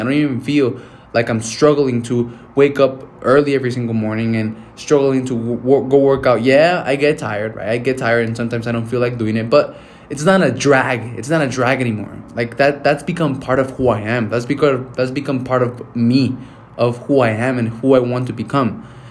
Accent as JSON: {"language": "English", "country": "Mexico", "tie": "born or raised there", "moved": "yes", "said": "I'm going to go back to my hometown to Mexico"}